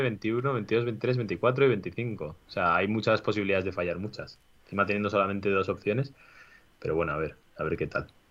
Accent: San Sebastián, Basque Country, Spain; yo que soy de Donosti

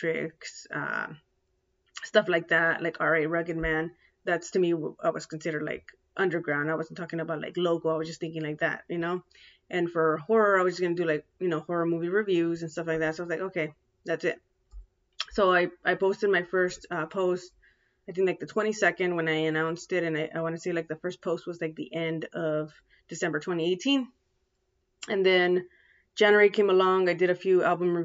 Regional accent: San Diego, California, United States; here in San Diego, because I'm from San Diego, California

